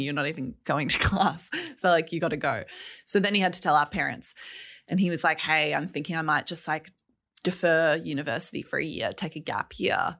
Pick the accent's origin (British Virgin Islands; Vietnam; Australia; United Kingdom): Australia; Melbourne, Victoria; I grew up in Melbourne.